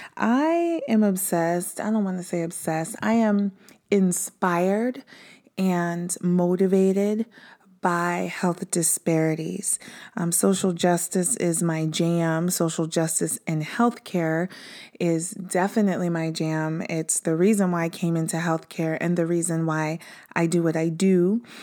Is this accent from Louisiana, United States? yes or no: no; Prince George's County, Maryland, United States; I was born in Prince George's County, Maryland